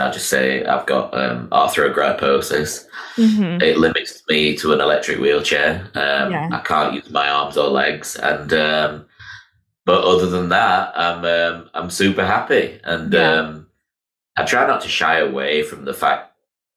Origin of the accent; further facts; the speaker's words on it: Miami, Florida, United States; I was born in 1982 in Miami Children's Hospital